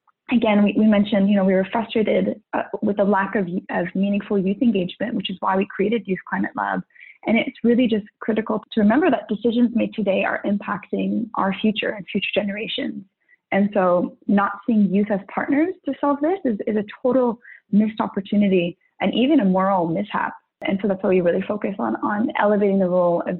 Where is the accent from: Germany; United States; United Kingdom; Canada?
Canada; Ottawa, Ontario; I'm born and raised in Ottawa